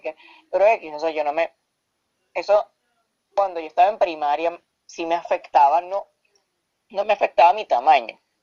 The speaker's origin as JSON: {"language": "Spanish", "town": "Caracas", "region": "Capital District", "country": "Venezuela", "said": "provengo de la ciudad de Caracas, Venezuela"}